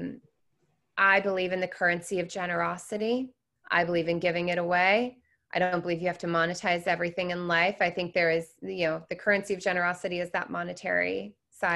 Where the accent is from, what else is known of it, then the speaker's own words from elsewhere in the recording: Seattle, Washington, United States; moved away as an adult; also born or lived in Florida; I grew up in Seattle